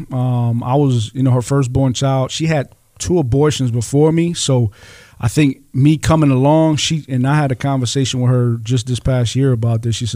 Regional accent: Rochester, New York, United States; um, born and raised in Rochester, New York.

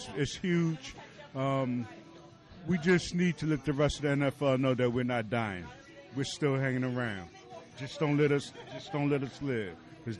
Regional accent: Upper Darby, Pennsylvania, United States; I'm from Upper Darby, Pennsylvania.

